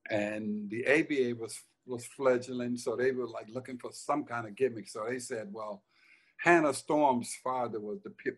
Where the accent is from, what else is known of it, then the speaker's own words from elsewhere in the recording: Silver City, Mississippi, United States; born there; I was born in Silver City, Mississippi, where there's